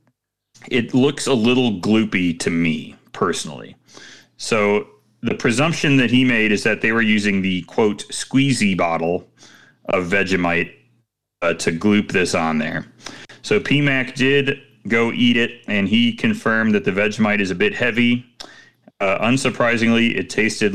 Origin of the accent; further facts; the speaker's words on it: Chicago, Illinois, United States; As a Chicagoan